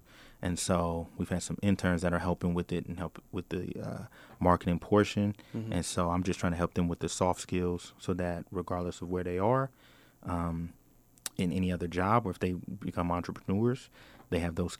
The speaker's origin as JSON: {"language": "English", "town": "Portland", "region": "Oregon", "country": "United States", "said": "Yeah, so I'm from Northeast Portland."}